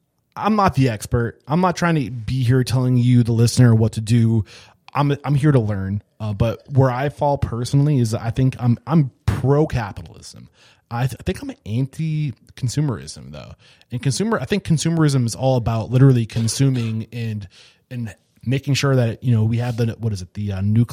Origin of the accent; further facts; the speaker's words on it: East Bumbuck, New Hampshire, United States; I'm a dummy from East Bumbuck, New Hampshire